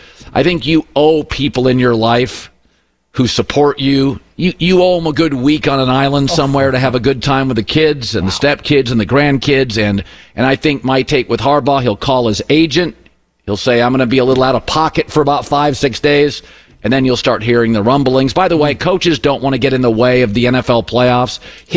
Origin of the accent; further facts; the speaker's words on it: Pacific Northwest, Washington, United States; I grew up there in the Pacific Northwest.